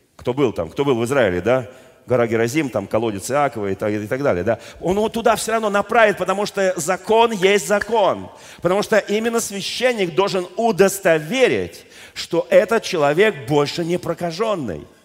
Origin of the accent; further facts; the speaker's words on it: Moscow, Russia; я просто родился в Москве